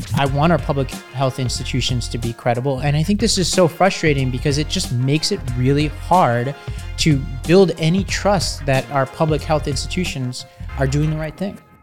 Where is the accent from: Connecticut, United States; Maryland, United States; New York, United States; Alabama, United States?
New York, United States; New York City; I grew up in Staten Island, New York